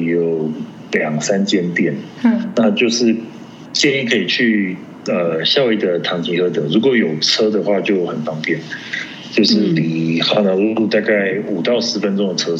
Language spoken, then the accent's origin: Chinese; Colorado, United States; 我说：“我是 Colorado 来的。”